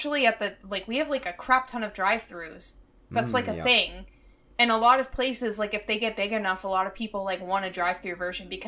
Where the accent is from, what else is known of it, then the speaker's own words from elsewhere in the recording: United States; moved away as an adult; now in South Korea; as an American